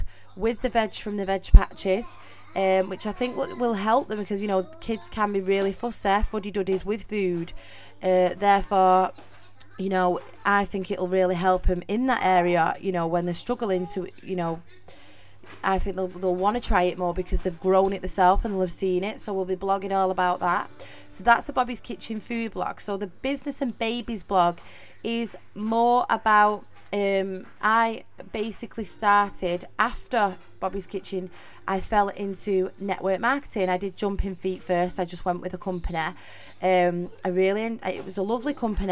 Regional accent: Middleton, North West England, United Kingdom; accent: Mancunian; also born or lived in Salford; So if you notice in the accent, I am from Manchester. I am a true Mancunian. I was actually born and raised in Middleton, Manchester.

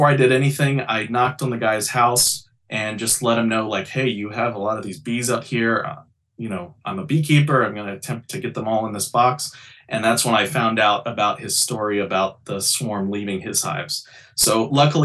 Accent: Shreveport, Louisiana, United States; moved away as an adult; also born or lived in Orlando, Florida; now in New York City, United States; I'm originally from Louisiana, Shreveport, Louisiana

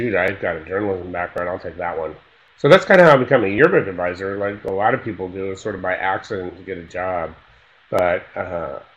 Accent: Northern California, United States; I grew up in Northern California

